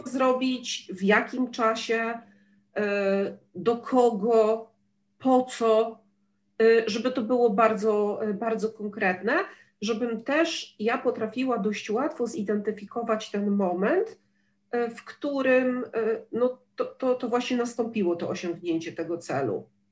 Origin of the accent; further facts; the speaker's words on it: Gdynia, Pomeranian Voivodeship, Poland; ja jestem z Gdyni